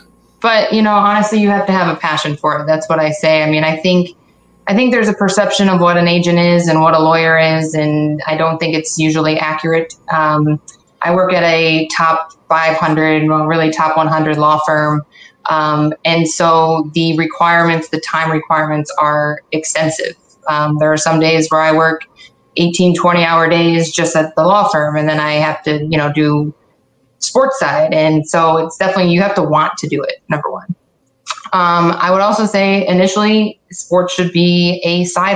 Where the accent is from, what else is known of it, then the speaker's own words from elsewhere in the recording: Syracuse, New York, United States; moved away as an adult; also born or lived in Akron, Ohio; I'm from Syracuse. Wanted to go back home